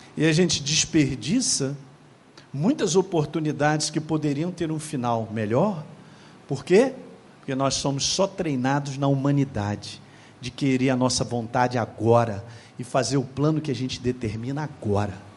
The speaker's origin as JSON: {"language": "Portuguese", "town": "Governador Valadares", "region": "Minas Gerais", "country": "Brazil", "tie": "born or raised there", "said": "a minha cidade natal era conhecida como aqueles que entram ilegalmente nos Estados Unidos. Governador, vulgarmente chamado de governador Vala Dólares."}